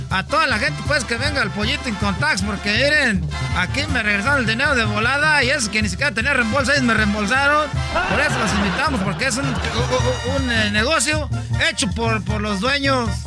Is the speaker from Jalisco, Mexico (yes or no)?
no; Michoacán, Mexico; Yo soy pues de Michoacán, son 100 mentirosos, pero les voy a decir algo. En Michoacán son 100 mentirosos.